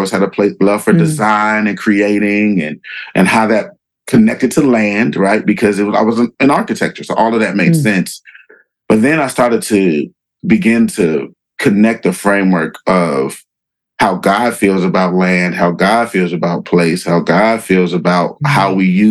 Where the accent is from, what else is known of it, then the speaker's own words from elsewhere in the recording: Chicago, Illinois, United States; also born or lived in Tuskegee, Alabama; I grew up in Black Missionary Baptist, you know, I grew up Ebenezer Missionary Baptist Church here in Chicago